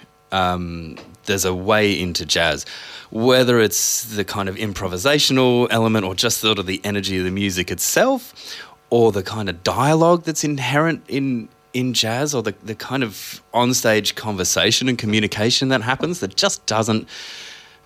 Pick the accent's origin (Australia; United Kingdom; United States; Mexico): Australia; Newcastle, New South Wales; now in Melbourne, Australia; I grew up in Newcastle.